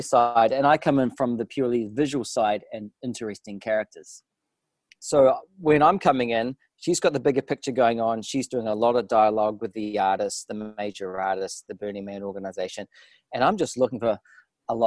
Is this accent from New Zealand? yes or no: yes; New Zealand; accent: New Zealand; moved away; also born or lived in Montreal, Canada / London; The accent comes from New Zealand